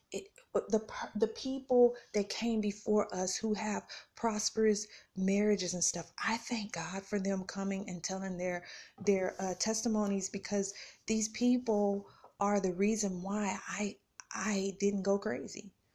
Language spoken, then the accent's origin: English; Tulsa, Oklahoma, United States; moved away as an adult; now in Kansas City, United States; I'm from Tulsa, Oklahoma